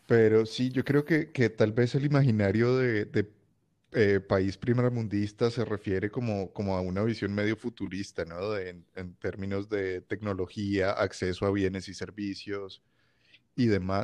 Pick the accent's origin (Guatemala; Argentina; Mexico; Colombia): Colombia; Cali, Valle del Cauca; moved away as an adult; also born or lived in Bogotá; now in Switzerland; yo vengo de Cali. Eh, crecí, digamos, mi adolescencia y, y, demás en Bogotá, pero de Cali y Bogotá